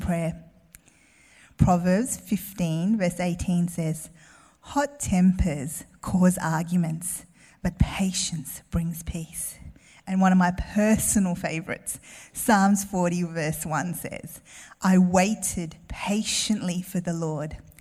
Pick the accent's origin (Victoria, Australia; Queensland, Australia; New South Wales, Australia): Victoria, Australia; Melbourne; I grew up in Melbourne